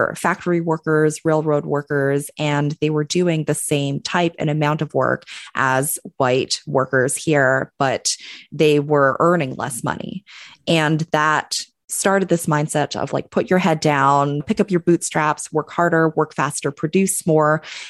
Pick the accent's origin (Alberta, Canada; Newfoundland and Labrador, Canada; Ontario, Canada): Alberta, Canada; Calgary; now in Bay Area, United States; I am Canadian. I was born and raised in Calgary, Alberta, in Canada. If any of you are not familiar with Calgary, Alberta, Canada, it is kind of, I always like to tell folks that it's kind of like the Midwest of Canada, a little bit north of Montana.